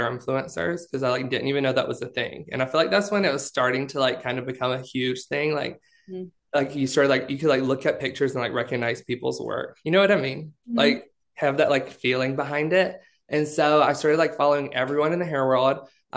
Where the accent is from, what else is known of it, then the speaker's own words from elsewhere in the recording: Alabama, United States; moved away; I grew up in Alabama